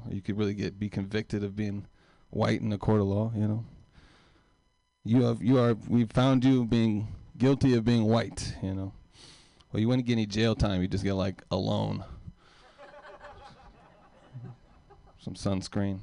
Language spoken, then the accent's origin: English; Oakland, California, United States; I grew up in East Oakland.